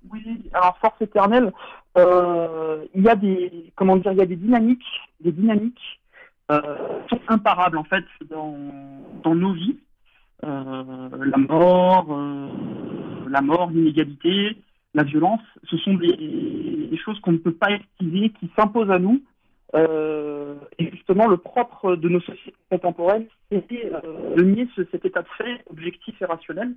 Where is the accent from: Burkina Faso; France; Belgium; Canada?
France; en tant qu'Européens, en tant que Français enracinés.